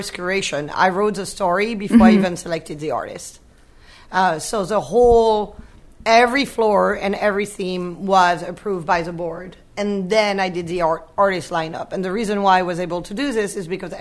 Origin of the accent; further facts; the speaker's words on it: Brittany, France; moved away; I'm from Brittany. I grew up on the ocean, like the equivalent of Maine